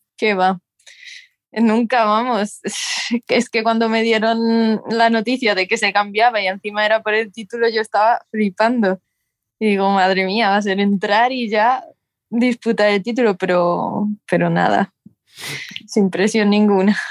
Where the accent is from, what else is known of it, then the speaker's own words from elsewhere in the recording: near Talavera de la Reina, Castilla-La Mancha, Spain; now in Seville, Spain; empecé allí eh, cerca de mi pueblo, en Talavera de la Reina, y quién me iba a decir que me iba a mudar a Sevilla